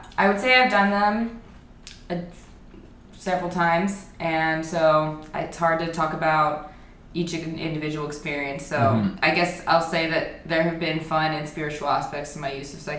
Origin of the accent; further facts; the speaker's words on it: near Lake Tahoe, Nevada, United States; I grew up in like near Tahoe.